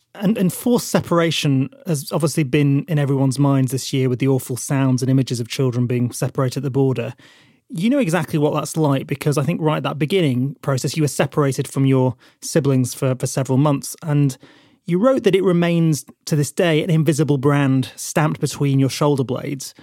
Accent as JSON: {"language": "English", "town": "Burnley", "region": "North West England", "country": "United Kingdom", "tie": "born or raised there", "said": "from the north of England, from a town called Burnley"}